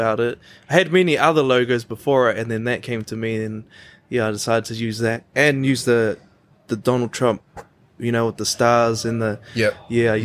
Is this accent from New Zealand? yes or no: yes; Dargaville, Northland, New Zealand; Up north. So I've been born and bred in Dargaville.